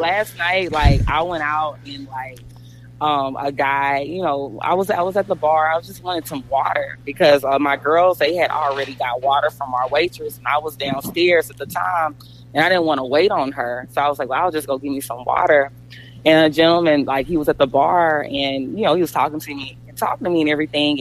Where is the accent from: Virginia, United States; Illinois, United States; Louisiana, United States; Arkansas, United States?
Louisiana, United States; Jonesville; now in Frisco, United States; I'm from Jonesville, Louisiana